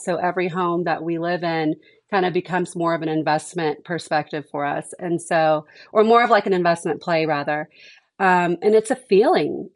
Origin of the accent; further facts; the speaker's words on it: Houston, Texas, United States; also born or lived in Dallas, Texas / North Carolina / Monterrey, Mexico; I grew up in Texas, but I grew up in Houston where it's a little more urban.